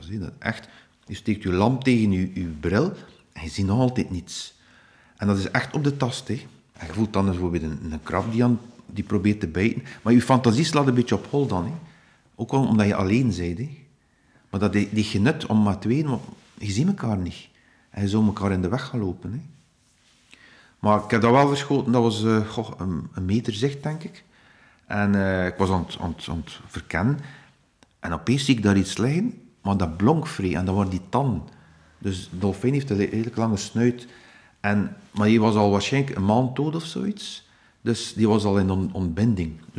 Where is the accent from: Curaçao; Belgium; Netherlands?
Belgium; Ostend, Flanders; ik ben van Oostende, dus alles met Oostende uh, lijkt mij nauw aan het hart.